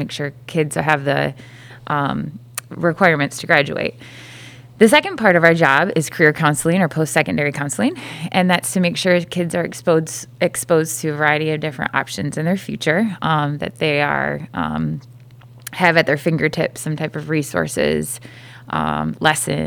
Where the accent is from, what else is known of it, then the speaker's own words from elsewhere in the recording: Fruitport, Michigan, United States; landed here back at Fruitport, which is my hometown